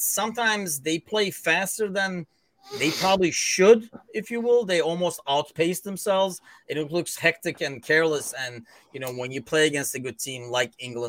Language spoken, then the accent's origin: English; Istanbul, Turkey; moved away as an adult; also born or lived in London; now in Chicago, United States; I am actually originally from Istanbul, Turkey